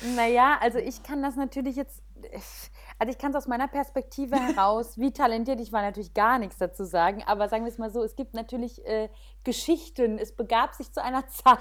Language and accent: German; Weinheim, Baden-Württemberg, Germany; moved away; Ich bin aufgewachsen in Weinheim. Also dort Schön. auch geboren und aufgewachsen